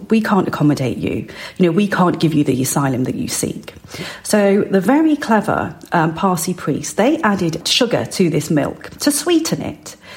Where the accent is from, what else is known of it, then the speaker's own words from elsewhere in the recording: West Midlands, United Kingdom; I was born and raised in the West Midlands, but my parents came from the north of India uh, in the Punjab.